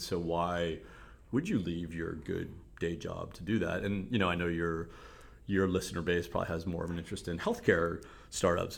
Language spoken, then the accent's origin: English; Cleveland, Ohio, United States; accent: Cleveland; moved away as an adult; also born or lived in South Africa; I moved back to the region, Cleveland. So this is my hometown